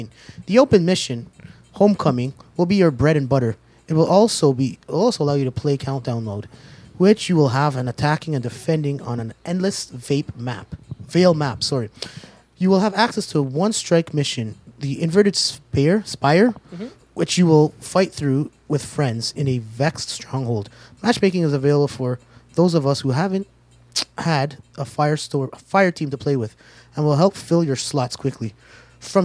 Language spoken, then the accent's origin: English; Canada; I'm Canadian